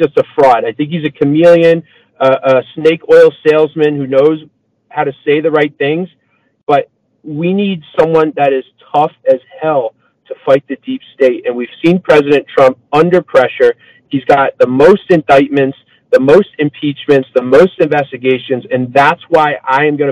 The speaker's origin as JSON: {"language": "English", "region": "Massachusetts", "country": "United States", "moved": "yes", "said": "I'm originally from Massachusetts."}